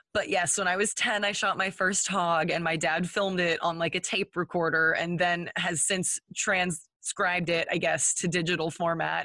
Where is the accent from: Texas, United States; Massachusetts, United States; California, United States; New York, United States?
Texas, United States; we're from Texas. Um, I grew up in a hunting family